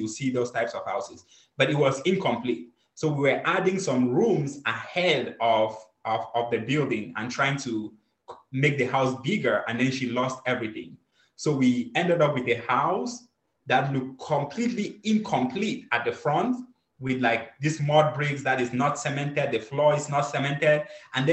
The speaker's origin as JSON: {"language": "English", "country": "Cameroon", "tie": "born or raised there", "moved": "yes", "said": "I'm originally from Cameroon. Growing up in Cameroon, we had 6 farms"}